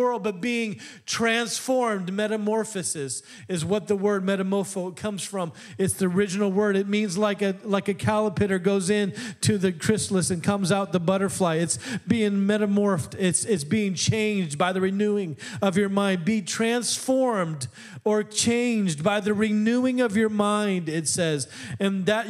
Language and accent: English; Midwest, United States; I'm from the Midwest.